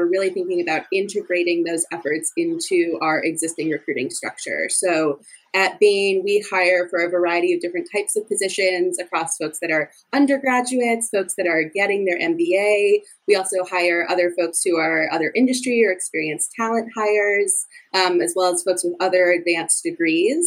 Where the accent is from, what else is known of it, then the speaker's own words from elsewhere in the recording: Providence, Rhode Island, United States; moved away as an adult; also born or lived in Chicago, Illinois; now in Boston, United States; I'm originally from Providence, Rhode Island